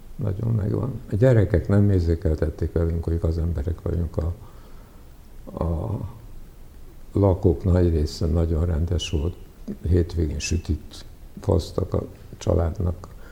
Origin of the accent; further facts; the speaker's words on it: Hungary; first language Serbian; Hungarian is a second language; also born or lived in Prague, Czechia; így kezdődött az én magyar nyelvtanulásom, hogy fociztunk az utcán